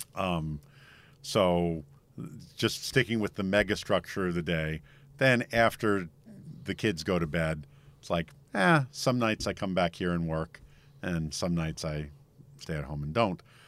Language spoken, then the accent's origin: English; United States; I'm too American to happily live overseas